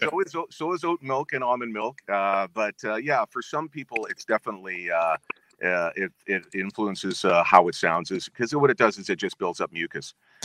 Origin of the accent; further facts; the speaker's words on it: Winnipeg, Manitoba, Canada; at the time when I was growing up in Winnipeg, listening to CKY, in CGLB in Winnipeg